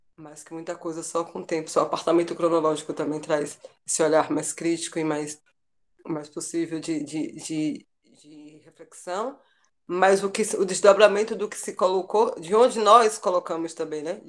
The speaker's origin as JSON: {"language": "Portuguese", "region": "Sertão of Bahia", "country": "Brazil", "moved": "yes", "lives_now": "Salvador, Brazil", "said": "E estou em Salvador, embora seja do sertão da Bahia"}